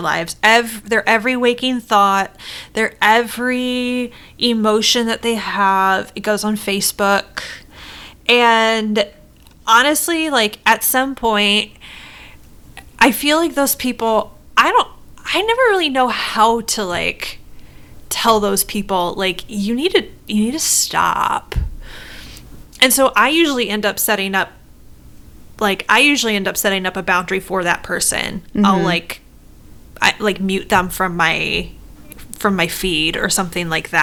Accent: Midwest, United States; I'm from the Midwest

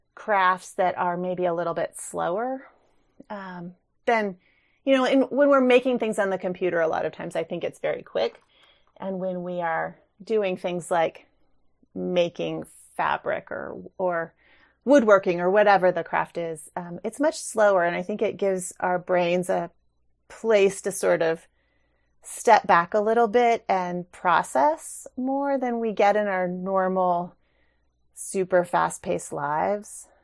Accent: New Mexico, United States; moved away; also born or lived in Reno, Nevada; I grew up in New Mexico, and so I was exposed to Navajo and Rio Grande kinds of image-based weaving as a child

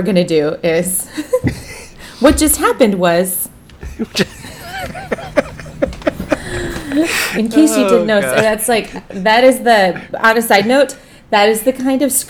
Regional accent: Minneapolis, Minnesota, United States; moved away; Minneapolis, which is my hometown.

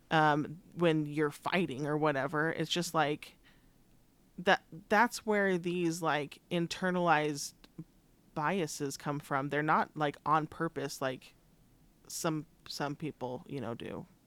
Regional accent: Richfield, Utah, United States; growing up in Richfield

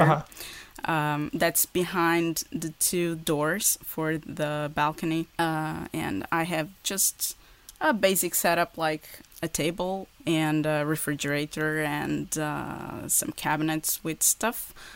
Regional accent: Portugal; English is a second language; also born or lived in Porto; in Porto. That's where I live. I'm from Portugal.

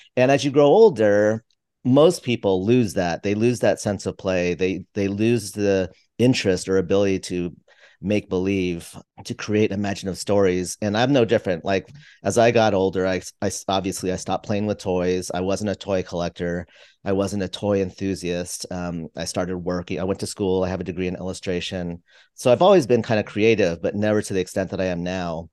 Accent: just outside of San Francisco, California, United States; I grew up just outside of San Francisco

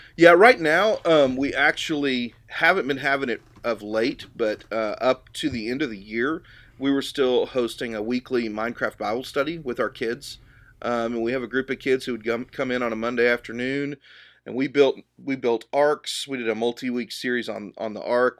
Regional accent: Dallas, Texas, United States; I grew up here in the Dallas area

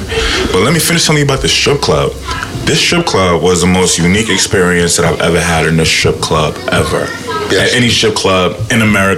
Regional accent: New York, United States; I'm from New York.

